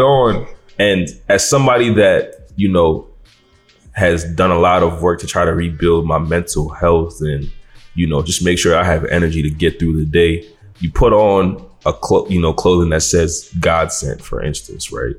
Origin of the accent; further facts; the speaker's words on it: Nigeria; being Nigerian